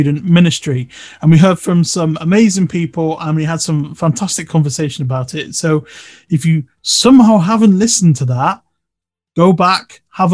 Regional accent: Bristol, South West England, United Kingdom; moved away as an adult; also born or lived in Manchester; I'm a city dweller anyway, so I grew up in Bristol

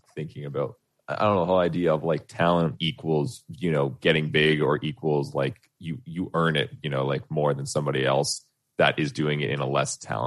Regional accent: Canada; I'm Canadian as fuck because I was born here

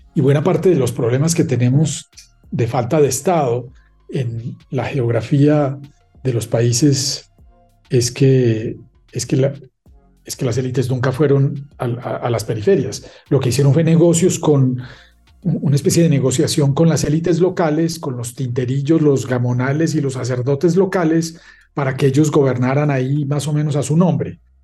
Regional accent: Paisa region, Colombia; also born or lived in Leuven, Belgium; yo me siento más paisa que colombiano

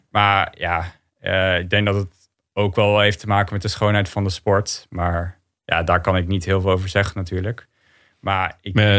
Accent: Netherlands; als Nederlander.

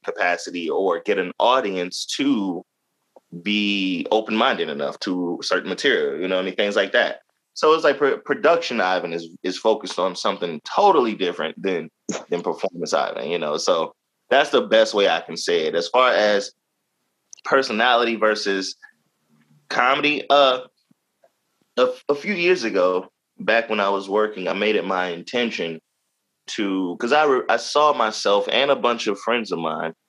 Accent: Jacksonville, Florida, United States; now in Baltimore, United States; I'm originally from Jacksonville, Florida, Duval County, born and raised.

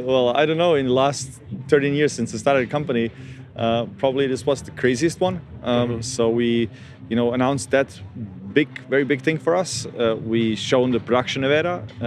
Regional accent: Australia; And also, with mate instead of mate, like I'm Australian, but it's fine.

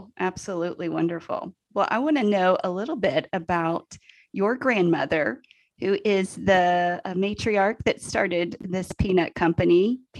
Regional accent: Franklin, Tennessee, United States; We're from Franklin, Tennessee

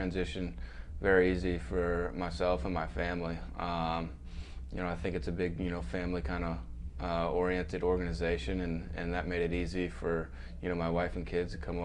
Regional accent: Minnesota, United States; Growing up in Minnesota

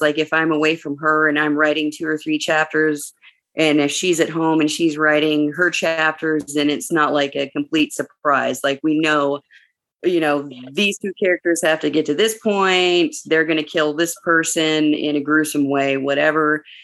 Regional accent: Arizona, United States; growing up in Arizona

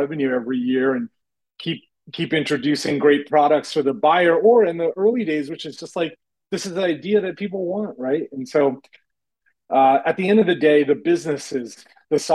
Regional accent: Kingston, Rhode Island, United States; I grew up in Southern Rhode Island, near the University of Rhode Island. That's where I grew up, in Kingston.

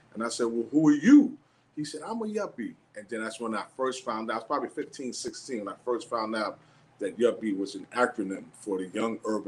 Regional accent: Hoboken, New Jersey, United States; born or raised there

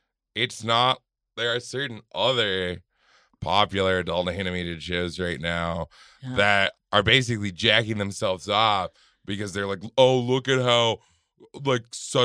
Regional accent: Germany; born there; I was born in East Germany.

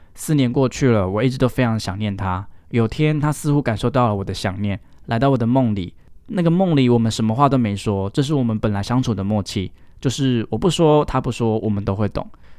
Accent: Keelung, Taiwan; 因为跟我们太近了，因为我们都是基隆人。

